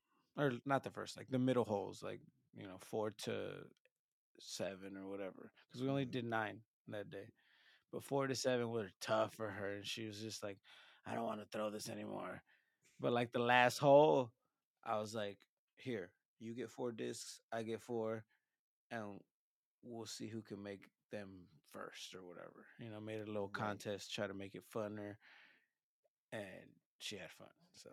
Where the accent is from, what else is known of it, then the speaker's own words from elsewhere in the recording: Mexico; now in United States; Just like when I came from Mexico to the USA and I wanted to, you know, be American and be like, I kind of stopped talking Spanish for a little bit because I was like, oh, I need to learn this language like 100%